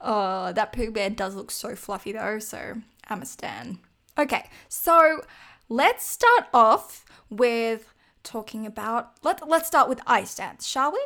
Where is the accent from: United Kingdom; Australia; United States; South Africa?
Australia; me as an Australian